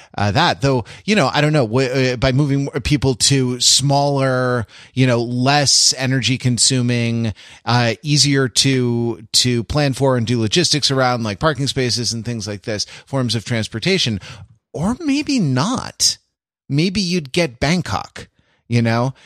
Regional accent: United States; as an American

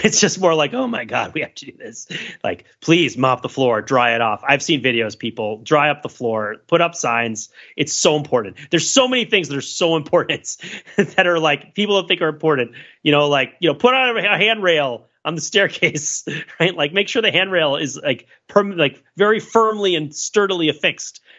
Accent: United States; Being American

